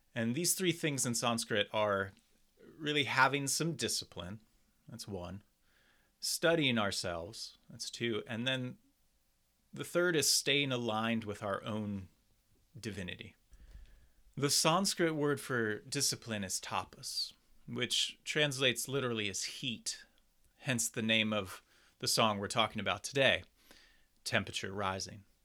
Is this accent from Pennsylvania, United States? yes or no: yes; Doylestown, Pennsylvania, United States; my hometown of Doylestown, Pennsylvania